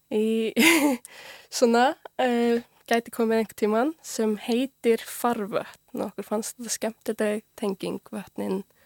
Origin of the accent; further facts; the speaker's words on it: Unaós, Héraðsflói, Eastern Region, Iceland; now in Reykjavík, Iceland; ég er svolítið alveg upp uh, á Unási við Hjælasflóa um 50 km frá Eilstum en á Östurlandi